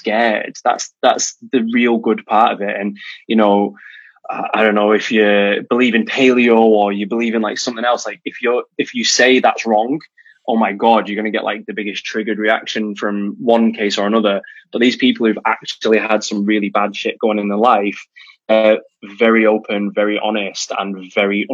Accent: United Kingdom; as the British guy, I was very worried at coming over to the US

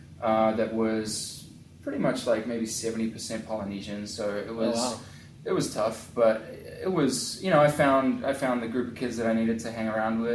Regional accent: North East England, United Kingdom; born there; Captain Cook actually was born in the town that I was born in England.

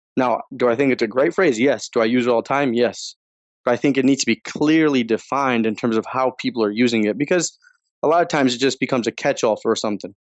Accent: Northeast, United States; now in Chicago, United States; I was growing up in the Northeast

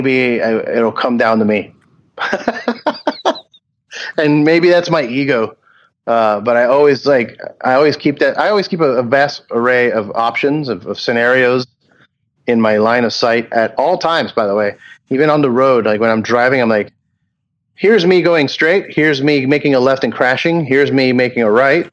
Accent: Homestead, Florida, United States; I grew up in Homestead, Florida

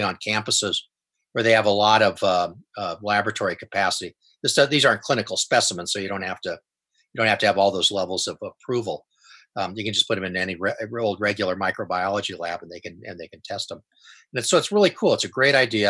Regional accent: Coronado, California, United States; I grew up in Coronado

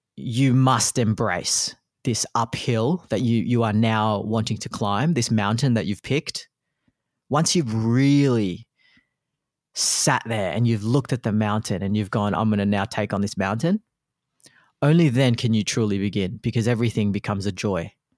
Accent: Australia; also born or lived in Philippines; my background being a Filipino immigrant coming to Australia, um, when I was only one years old

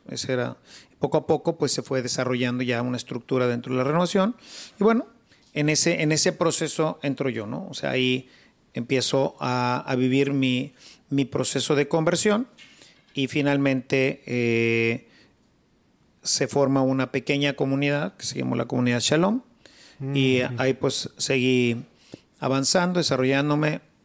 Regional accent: Monterrey, Nuevo León, Mexico; also born or lived in Mexico City; nací en la Ciudad de México, pero siendo pues muy pequeño me, se vino mi familia para acá. Aquí hice todos mis estudios

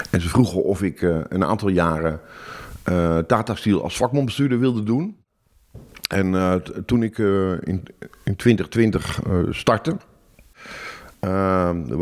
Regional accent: Amsterdam, North Holland, Netherlands; Ik kom uit Amsterdam, ik woon hier pas zes jaar.

